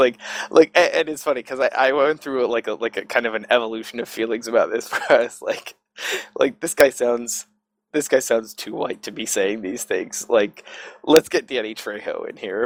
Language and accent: English; Southern California, United States; I grew up in Southern Cal